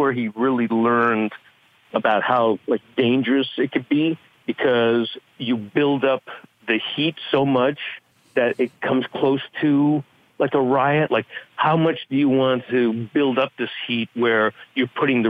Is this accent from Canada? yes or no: yes; Canada; I'm Canadian.